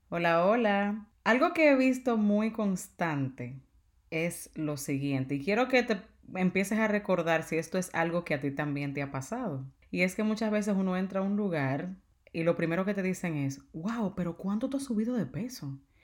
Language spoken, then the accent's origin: Spanish; Dominican Republic; yo soy dominicana